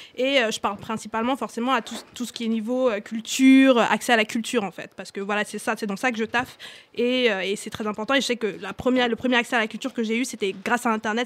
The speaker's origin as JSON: {"language": "French", "country": "Cameroon", "tie": "born or raised there", "moved": "yes", "said": "j'ai grandi au Cameroun"}